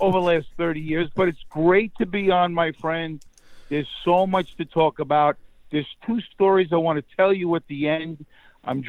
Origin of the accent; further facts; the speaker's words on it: New York City, New York, United States; Born in the Bronx, New York, as you could tell by my Harvard accent